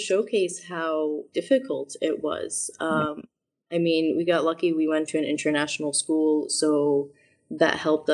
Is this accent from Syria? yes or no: yes; Syria; also born or lived in Chicago, United States / Boston, United States; now in United States; my experience growing up in Syria